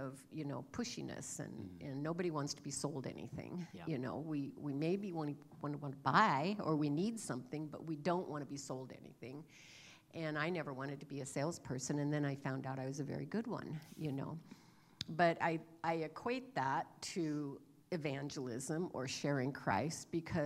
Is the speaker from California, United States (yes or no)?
yes; California, United States; moved away; I recently had the opportunity to visit my hometown in California that I grew up in. I hadn't been back there for over 50 years